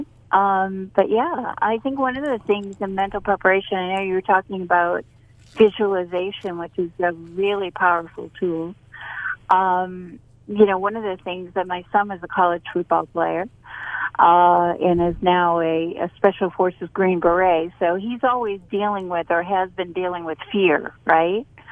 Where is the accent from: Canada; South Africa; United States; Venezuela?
United States; Boston, Massachusetts; now in North Carolina, United States; I'm from Boston.